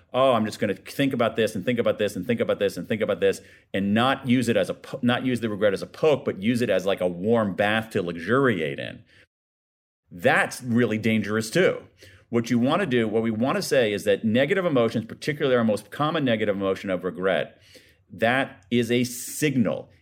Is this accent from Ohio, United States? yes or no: yes; Ohio, United States; my home state of Ohio